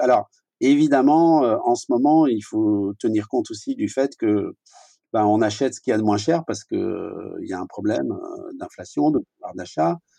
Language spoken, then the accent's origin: French; France; chez nous en France